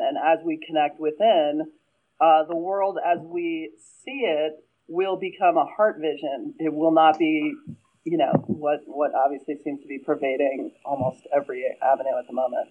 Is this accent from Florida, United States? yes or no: no; Pennsylvania, United States; I'm from Pennsylvania, so you know our Philly